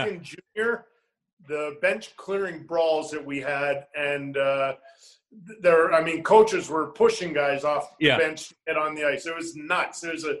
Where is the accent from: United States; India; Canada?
Canada; Western Canada; I love driving, and I don't know it's for everybody, but growing up in Western Canada, you drive a lot, right?